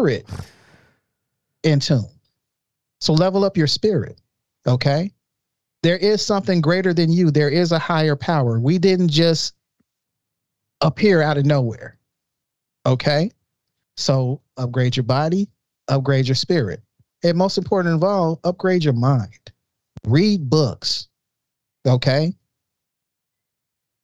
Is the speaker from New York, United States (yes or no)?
no; Chicago, Illinois, United States; I grew up in Chicago.